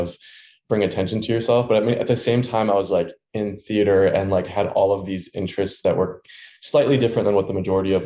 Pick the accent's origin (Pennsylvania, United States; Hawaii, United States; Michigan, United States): Michigan, United States; Dearborn; moved away as an adult; also born or lived in Ann Arbor, Michigan; now in Chicago, United States; I grew up in Michigan in a town called Dearborn, Michigan, which is right outside of Detroit